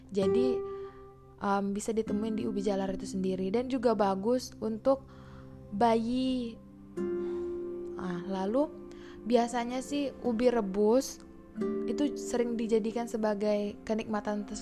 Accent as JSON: {"language": "Indonesian", "town": "Arga Makmur", "region": "Bengkulu", "country": "Indonesia", "said": "saya mengambil dari daerah saya sendiri yaitu Arga Makmur, kota tercinta Bengkulu Utara."}